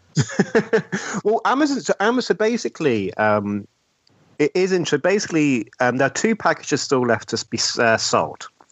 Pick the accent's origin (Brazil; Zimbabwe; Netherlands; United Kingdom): United Kingdom